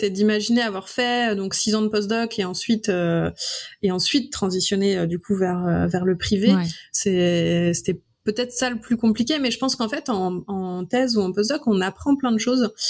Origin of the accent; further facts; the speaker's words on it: Brittany, France; moved away as an adult; also born or lived in Lyon; moi, je suis bretonne.